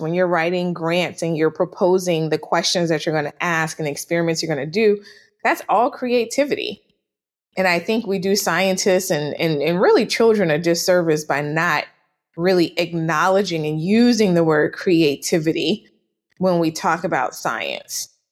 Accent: New Orleans, Louisiana, United States; moved away as an adult; also born or lived in Washington, D.C. / Atlanta / Nashville / New York; I am born and raised in was born and raised in New Orleans, Louisiana

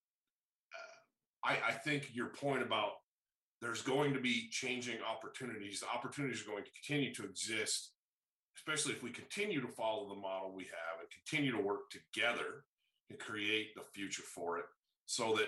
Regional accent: Great Lakes, United States; growing up in the Great Lakes

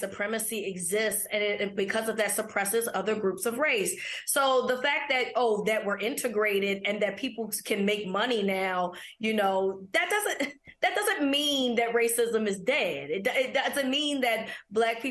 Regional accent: Baltimore, Maryland, United States; We're a crazy city

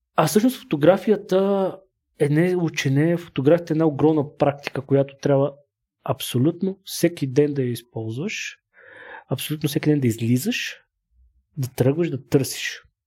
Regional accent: Bulgaria; now in Sofia, Bulgaria; съм от село, не съм от София

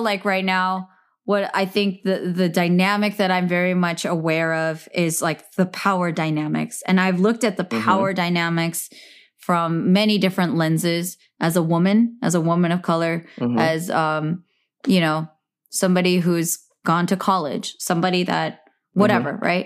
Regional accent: Bay Area, California, United States; as a minority growing up in the Bay Area in California since the 1980s

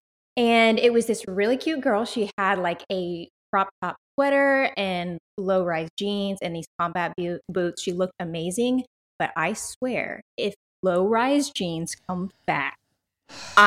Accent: South Texas, United States; I am born and raised in South Texas.

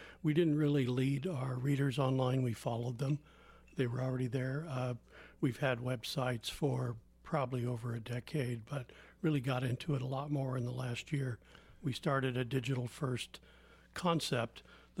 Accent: Santa Rosa, California, United States; now in Healdsburg, United States; Yeah, I grew up in South Santa Rosa when it was a quiet little town and you could ride your horse downtown and get a Frosty. I moved to Healdsburg 30 years ago next month.

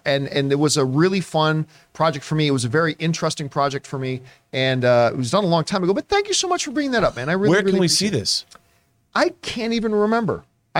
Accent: Canada; And I felt terrible that as a Canadian, that I was so late to the party.

